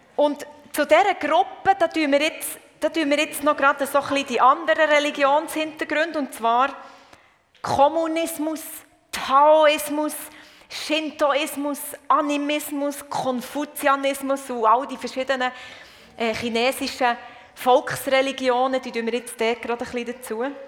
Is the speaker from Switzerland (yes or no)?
yes; Murten, Fribourg, Switzerland; moved away as an adult; also born or lived in South Africa; ich komme aus dem Röstigraben. Und zwar von Morten.